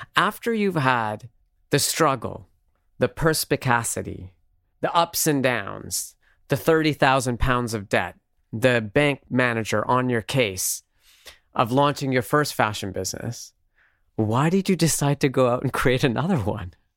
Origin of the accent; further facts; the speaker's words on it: Canada; growing up in Canada at the time